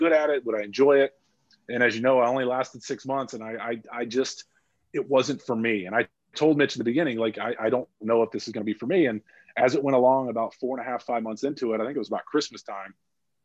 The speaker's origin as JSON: {"language": "English", "town": "Atlanta", "region": "Georgia", "country": "United States", "tie": "born or raised there", "moved": "as an adult", "lives_now": "Chicago, United States", "said": "I grew up in Atlanta"}